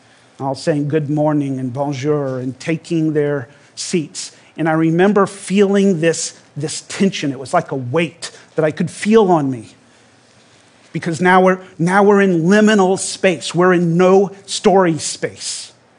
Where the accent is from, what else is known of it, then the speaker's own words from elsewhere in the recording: Louisiana, United States; I grew up in Louisiana, and my family were members of a small fundamentalist church.